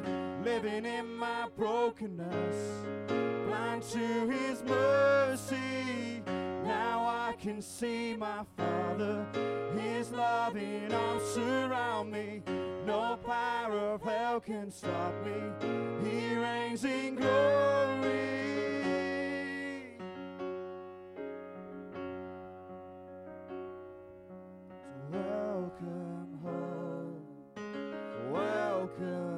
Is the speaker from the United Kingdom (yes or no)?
yes; Bedford, East of England, United Kingdom; I'm 24, I'm from Bedford.